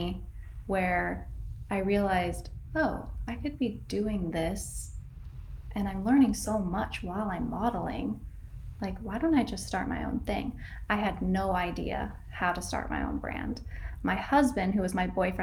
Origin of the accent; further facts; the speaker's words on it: Northern California, United States; I grew up in Northern California in a very small town.